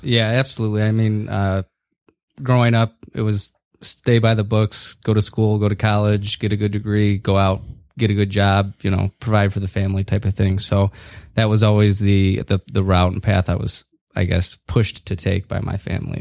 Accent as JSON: {"language": "English", "town": "Northville", "region": "Michigan", "country": "United States", "tie": "born or raised there", "also_born_or_lived": "Chicago", "said": "I needed to move back more close to home where I grew up in Northville."}